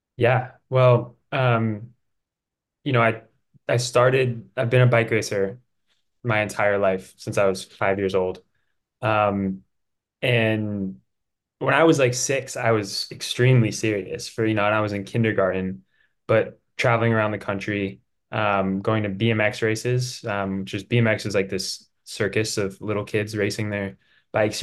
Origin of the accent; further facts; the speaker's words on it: Durango, Colorado, United States; also born or lived in San Luis Obispo, California; I'm from Durango, Colorado